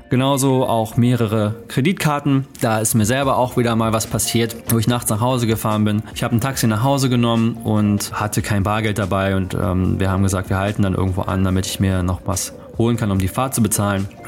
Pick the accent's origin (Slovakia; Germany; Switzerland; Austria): Germany; Das habe ich auf jeden Fall auch als Deutscher mitgenommen